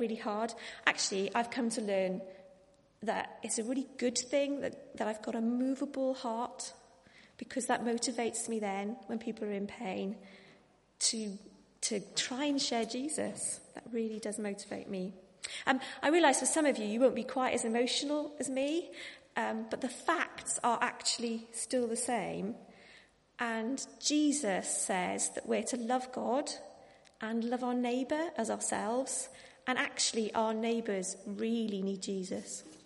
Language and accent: English; Wales, United Kingdom; I am Welsh